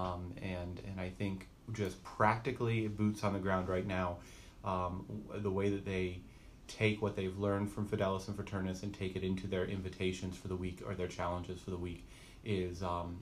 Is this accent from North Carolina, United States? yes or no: yes; Asheville, North Carolina, United States; I am a native of North Carolina. I was born and raised near Asheville, North Carolina.